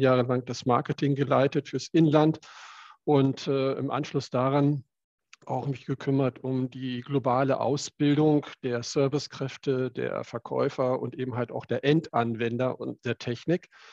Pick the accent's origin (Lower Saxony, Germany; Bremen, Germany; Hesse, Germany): Lower Saxony, Germany; Cuxhaven district; Ich selber bin äh, aufgewachsen, groß geworden im Landkreis Cuxhaven und dort auf dem landwirtschaftlichen Betrieb.